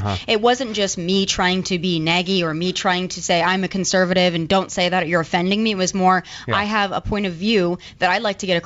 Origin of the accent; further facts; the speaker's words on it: Rapid City, South Dakota, United States; moved away as an adult; my hometown is about 70,000 people, and that's the second largest city in the state of South Dakota